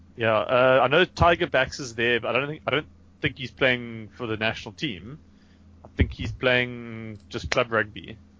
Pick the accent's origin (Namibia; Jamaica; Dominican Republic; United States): Namibia; moved away; I was from Namibia